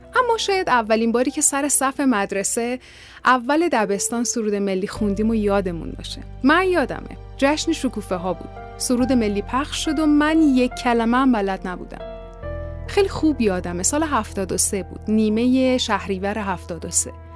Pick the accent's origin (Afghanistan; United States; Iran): Iran; ما ایرانی هستیم